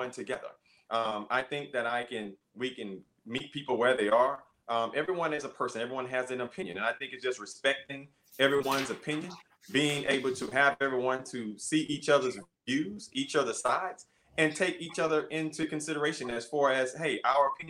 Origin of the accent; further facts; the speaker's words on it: Beaumont, Texas, United States; I'm from Beaumont, graduated high school from Westbrook Bruins, class of 1987